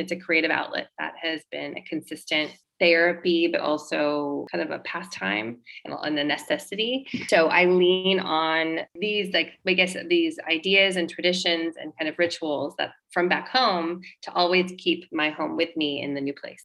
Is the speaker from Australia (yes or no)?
no; San Diego, California, United States; moved away as an adult; also born or lived in Los Angeles; now in Italy; I was raised in San Diego, California.